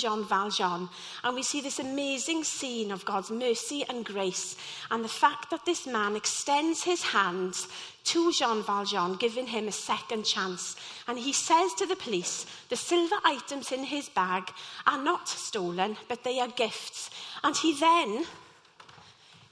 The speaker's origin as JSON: {"language": "English", "town": "Llanelli", "region": "Wales", "country": "United Kingdom", "tie": "born or raised there", "said": "I'm from Llanelli and was part of the local youth theatre there."}